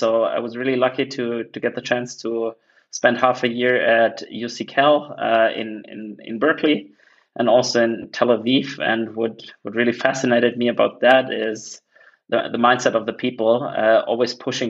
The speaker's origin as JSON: {"language": "English", "town": "Munich", "region": "Bavaria", "country": "Germany", "tie": "born or raised there", "said": "So as you mentioned, I'm originally from Munich. Most people know it for beer and soccer, but has a pretty big startup tech scene by now. So pretty happy to have been growing up there."}